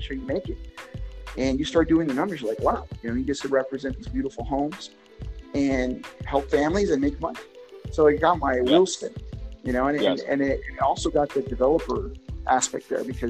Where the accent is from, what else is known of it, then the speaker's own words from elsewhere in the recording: Barquisimeto, Lara, Venezuela; now in United States; I lived with my grandparents in, it's called the Barquisimeto, Venezuela.